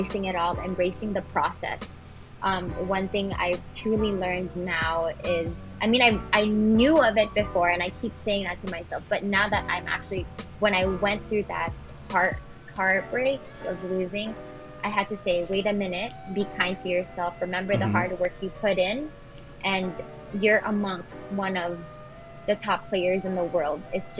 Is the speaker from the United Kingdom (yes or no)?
no; Philippines; As Filipino athletes, we have to show how resilient we are, how tough we are